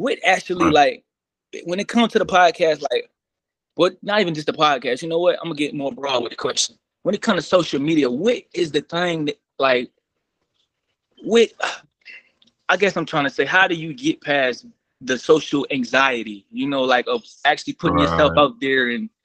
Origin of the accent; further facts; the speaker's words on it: Maryland, United States; now in Atlanta, United States; I'm originally from Maryland. So right now I'm in Atlanta